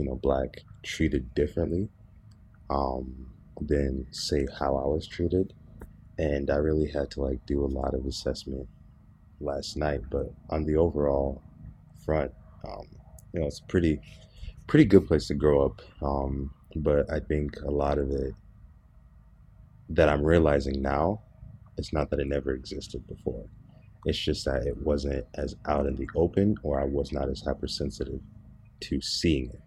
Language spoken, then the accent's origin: English; Berrien Springs, Michigan, United States; I grew up in Southwest Michigan, as you know, and growing up here in Southwest Michigan in Barron Springs